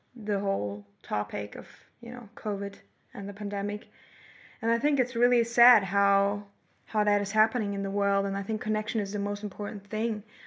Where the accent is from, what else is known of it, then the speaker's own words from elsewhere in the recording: Germany; moved away as an adult; now in Australia; Germany and see, mm, the place that I've grown up